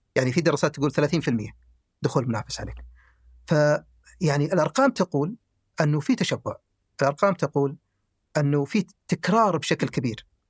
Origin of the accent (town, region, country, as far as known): the South, southern Saudi Arabia, Saudi Arabia; also born or lived in Khamis Mushait